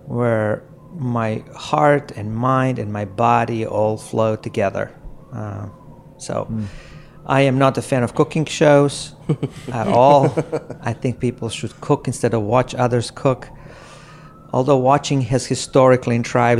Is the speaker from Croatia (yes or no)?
yes; Croatia; moved away as an adult; also born or lived in California; now in New York City, United States; I'm originally from Croatia. I came to the United States to the seminary and finished my graduate school here